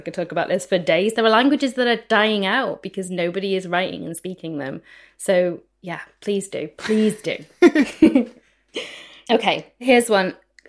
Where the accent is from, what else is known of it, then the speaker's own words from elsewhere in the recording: United Kingdom; We're speaking here as two Brits.